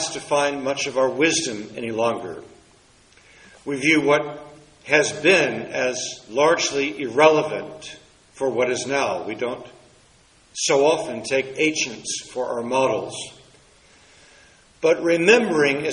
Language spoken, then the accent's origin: English; Washington, District of Columbia, United States; Growing up in Washington, D.C., some of my earliest memories were at monuments and memorials.